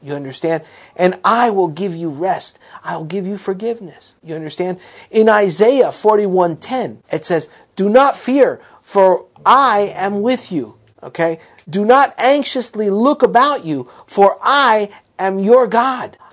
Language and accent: English; South Florida, United States; growing up in South Florida